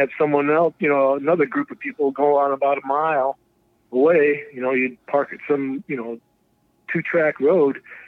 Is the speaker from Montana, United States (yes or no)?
no; Finger Lakes, upstate New York, United States; moved away; I grew up in the Finger Lakes area, and it's just beautiful